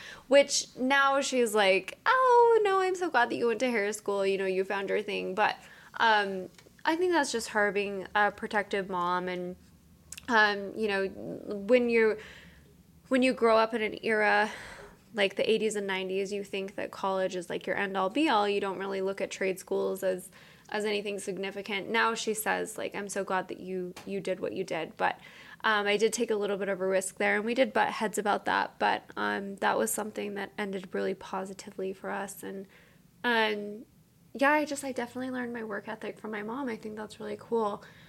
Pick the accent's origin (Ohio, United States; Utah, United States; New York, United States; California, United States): Utah, United States; So growing up in Utah in like the 80s and 90s, a lot of women didn't have to work.